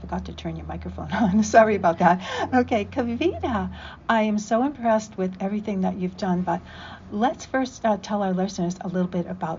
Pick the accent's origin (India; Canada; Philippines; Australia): India; born there; I was born in India too.